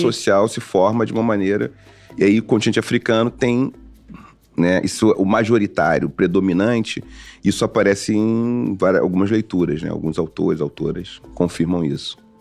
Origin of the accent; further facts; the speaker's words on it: Rio de Janeiro, Brazil; Eu nasci em Oswaldo Cruz, um bairro ali próximo de Madureira